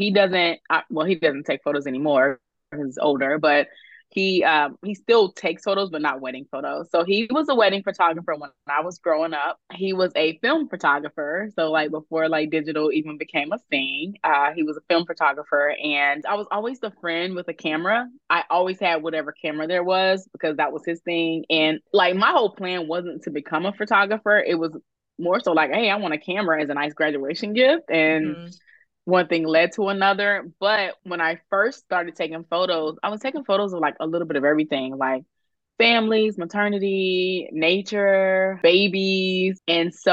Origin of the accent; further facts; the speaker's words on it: Greensboro, North Carolina, United States; moved away as an adult; also born or lived in California; now in Virginia, United States; I am from North Carolina. And so I grew up in Greensboro